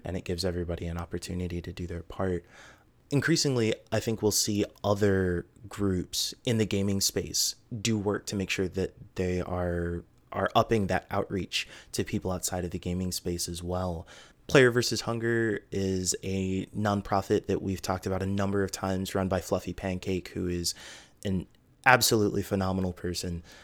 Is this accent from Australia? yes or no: no; United States; as an American